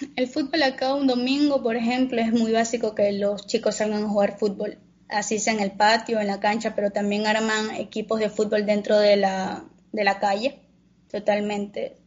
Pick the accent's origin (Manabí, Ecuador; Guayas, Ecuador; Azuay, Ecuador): Manabí, Ecuador; San Vicente; soy de el Cantón San Vicente, provincia de Manabí, Ecuador.